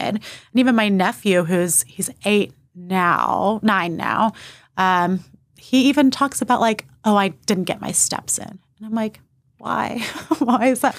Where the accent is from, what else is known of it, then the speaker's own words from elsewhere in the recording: New Braunfels, Texas, United States; also born or lived in Austin, Texas; I moved from Austin to New Braunfels in second grade